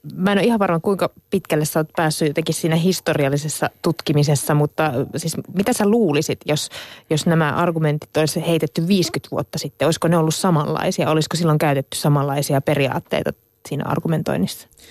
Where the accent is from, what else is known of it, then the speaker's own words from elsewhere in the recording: Central Ostrobothnia, Finland; Mä oon Keski-Pohjanmaalta itse kotossa